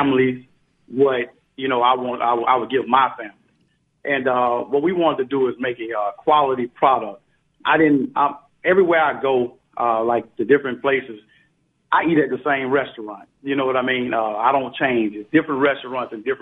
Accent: Biloxi, Mississippi, United States; I'm from Biloxi, Mississippi

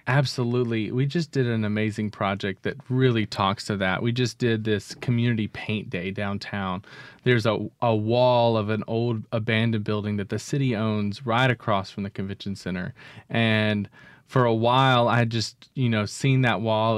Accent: Jackson, Mississippi, United States; also born or lived in Starkville, Mississippi; I grew up in Bellhaven

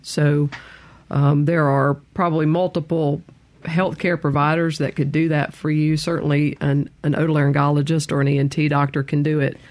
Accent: Meridian, Mississippi, United States; Grew up in Meridian

